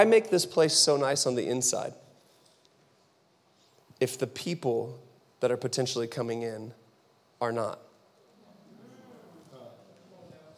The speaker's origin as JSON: {"language": "English", "town": "Seattle", "region": "Washington", "country": "United States", "also_born_or_lived": "Phoenix, Arizona", "moved": "yes", "lives_now": "Utah, United States", "said": "We're from Seattle, like originally from Seattle. We were in Phoenix, so we've had culture around us our entire life."}